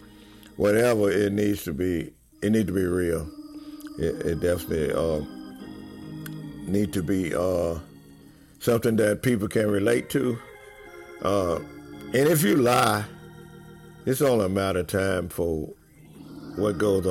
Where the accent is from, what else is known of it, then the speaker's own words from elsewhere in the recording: Winnsboro, Louisiana, United States; now in Bernice, United States; Born and raised in Winnsboro, Louisiana